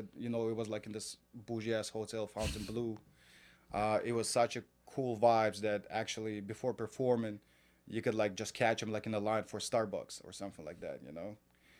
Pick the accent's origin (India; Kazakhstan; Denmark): Kazakhstan; moved away as an adult; now in New York, United States; I grew up in Kazakhstan.